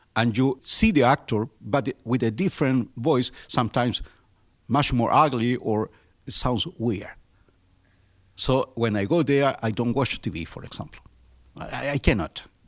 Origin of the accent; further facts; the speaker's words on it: Chile; English is a second language; moved away as an adult; now in Pittsburgh, United States; I was born in Chile in 1953 my country is uh, located in the southernmost part of the Americas